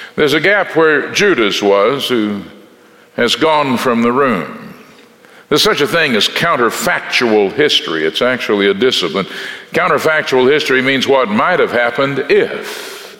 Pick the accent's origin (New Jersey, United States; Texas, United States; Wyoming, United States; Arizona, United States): Texas, United States; I'm from Texas in the Southwest